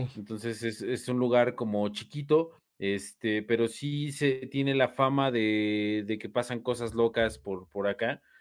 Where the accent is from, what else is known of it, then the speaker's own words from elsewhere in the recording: Mexico; soy mexicano